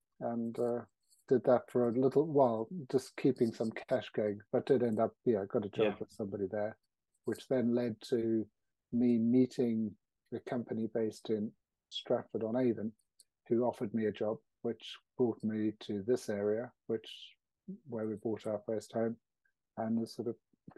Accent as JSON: {"language": "English", "country": "South Africa", "tie": "born or raised there", "moved": "as an adult", "lives_now": "Warwickshire, United Kingdom", "said": "I was born. So I grew up in South Africa."}